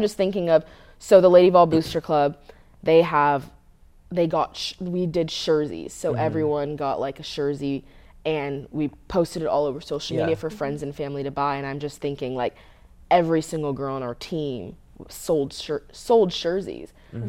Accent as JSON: {"language": "English", "region": "West Coast", "country": "United States", "tie": "born or raised there", "said": "And I grew up on the West Coast, obviously. I grew up going to USC games or UCLA games."}